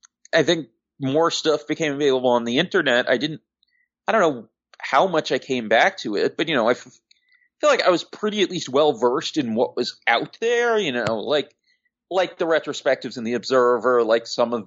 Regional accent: Long Island, New York, United States; I'm from Long Island, even though I was a little kid at the time

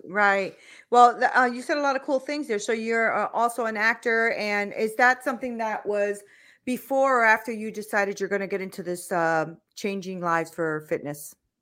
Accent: United States; I'm an American, right? So, I've only, I've lived here all my life

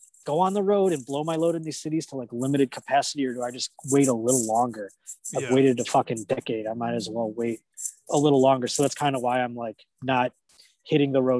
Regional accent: Buffalo, New York, United States; moved away as an adult; now in Los Angeles, United States; I've lived in Buffalo basically all the way up until I moved here

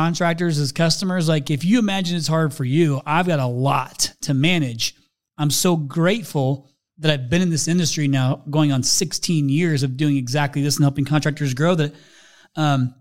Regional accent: Midwest, United States; also born or lived in Indiana; I'm a Midwesterner

